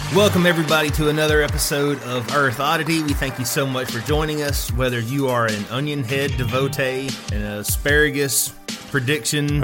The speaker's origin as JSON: {"language": "English", "country": "United States", "said": "as an American"}